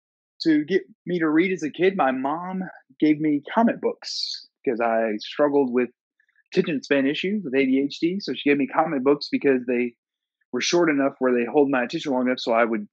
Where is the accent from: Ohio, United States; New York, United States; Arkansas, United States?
New York, United States; Saratoga Springs; I actually was born in Saratoga, New York.